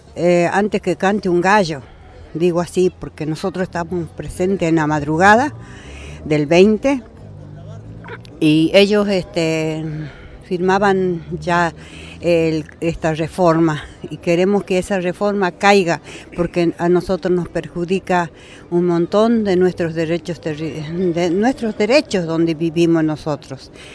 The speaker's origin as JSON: {"language": "Spanish", "town": "Caspalá", "region": "Jujuy", "country": "Argentina", "said": "yo soy de Caspalá, departamento Valle Grande de la provincia de Jujuy"}